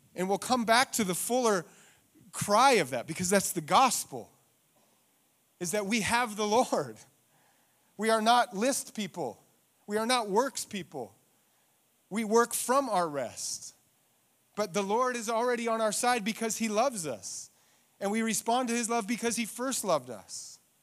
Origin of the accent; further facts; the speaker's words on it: Eagle, Idaho, United States; I'm from Eagle, and when I grew up, Eagle was farms